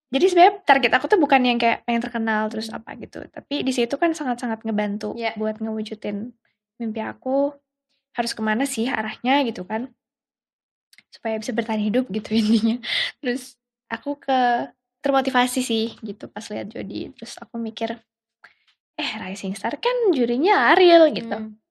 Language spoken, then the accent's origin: Indonesian; Yogyakarta, Special Region of Yogyakarta, Indonesia; Jadi dulu kan apa? Aku tuh orang Jogja.